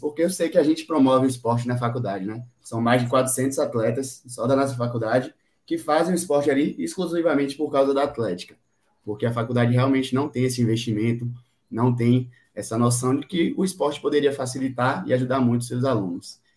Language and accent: Portuguese; Salvador, Bahia, Brazil; eu sou de Salvador, Bahia